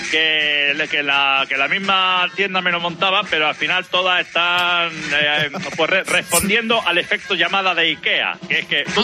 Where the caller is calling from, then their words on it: Huelva, Andalusia, Spain; de Huelva.